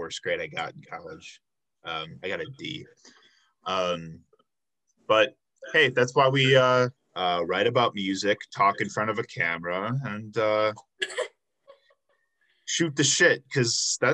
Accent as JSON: {"language": "English", "area": "south suburbs of Chicago", "region": "Illinois", "country": "United States", "tie": "born or raised there", "moved": "as an adult", "lives_now": "Milwaukee, United States", "said": "I grew up in the south suburbs of Chicago"}